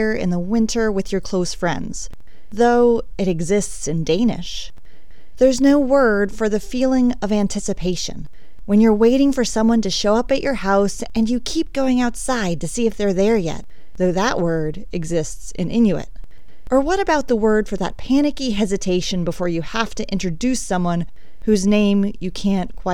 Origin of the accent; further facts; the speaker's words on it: Appalachia, United States; Where I grew up, y'all is as everyday as the Appalachian Mountains that surround you like an embrace.